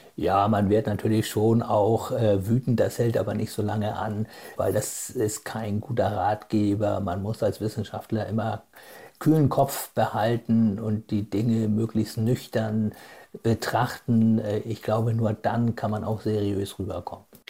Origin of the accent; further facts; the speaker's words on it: Germany; bei uns in Deutschland